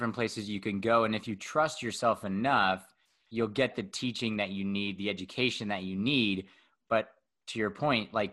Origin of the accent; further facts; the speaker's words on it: Fresno, California, United States; moved away as an adult; also born or lived in Denver, Colorado; now in Bend, United States; I'm from Fresno